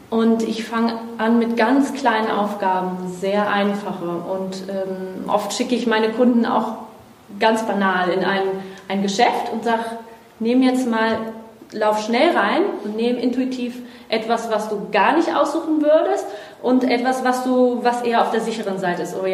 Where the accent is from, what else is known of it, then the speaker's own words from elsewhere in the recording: Brazil; now in Germany; Ja, ich bin Brasilianerin.